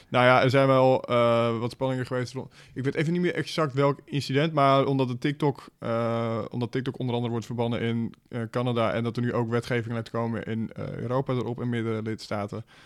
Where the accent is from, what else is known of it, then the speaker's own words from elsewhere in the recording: Netherlands; als Nederlanders